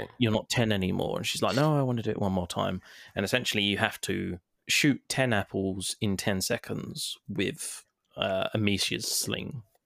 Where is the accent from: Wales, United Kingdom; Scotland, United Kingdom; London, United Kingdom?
London, United Kingdom; I'm I'm English, so I'm like a London version of David Attenborough